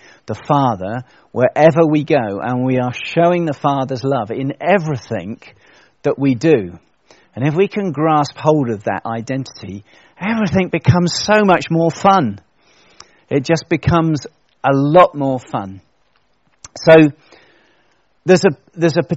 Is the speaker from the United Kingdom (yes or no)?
yes; United Kingdom; as British people